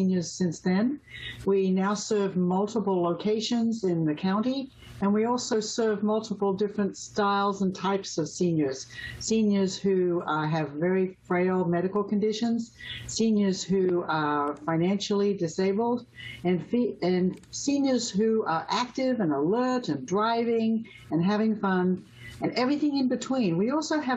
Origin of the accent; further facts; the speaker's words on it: Australia; moved away as an adult; now in San Diego, United States; I was born in Australia and did my nurse's training in Australia